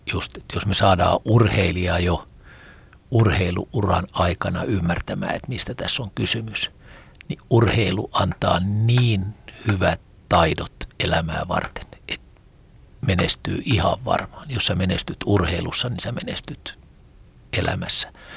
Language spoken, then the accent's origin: Finnish; Rauma, Satakunta, Finland; Rauma on mulle mun kotikaupunki